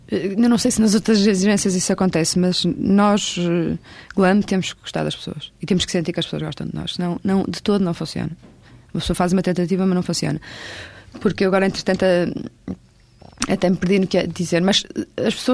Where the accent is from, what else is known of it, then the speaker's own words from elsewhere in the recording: Porto, Norte, Portugal; born there; Porque eu, eu, nasci no Porto